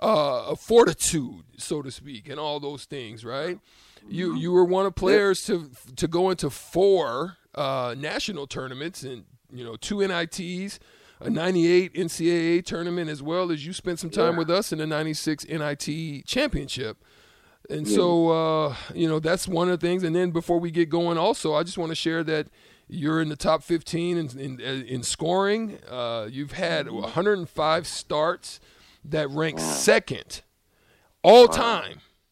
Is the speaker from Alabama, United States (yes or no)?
yes; Opelika, Alabama, United States; I was born in Opelika